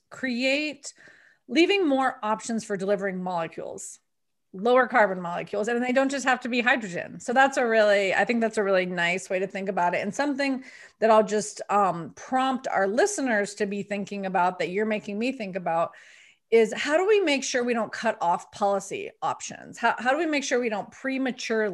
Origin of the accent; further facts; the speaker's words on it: Colorado, United States; my home state of Colorado